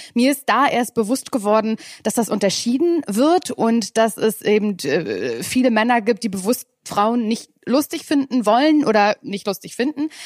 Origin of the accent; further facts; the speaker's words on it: Mecklenburg-Vorpommern, Germany; ich komme ja aus Mecklenburg-Vorpommern